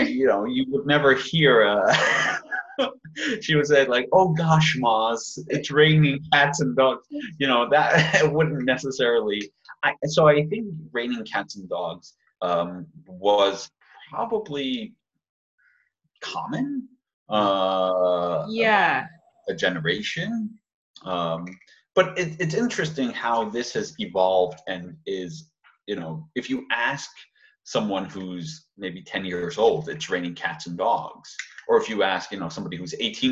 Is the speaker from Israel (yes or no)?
no; Iran; moved away; I'm from Iran